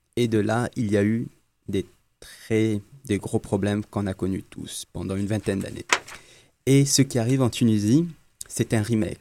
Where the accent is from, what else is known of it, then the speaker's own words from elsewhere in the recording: Algeria; Je suis algérien